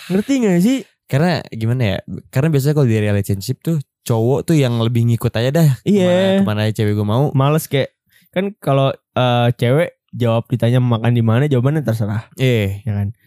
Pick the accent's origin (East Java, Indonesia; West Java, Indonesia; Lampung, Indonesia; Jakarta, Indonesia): Jakarta, Indonesia; East Jakarta; Jadi kalau Jaksel itu yang gue tahu nih sebagai pandangan gue anak Jaktim abis nih eh pacarannya tuh biasanya ya selain candlelight dinner tuh kayak ke coffee shop.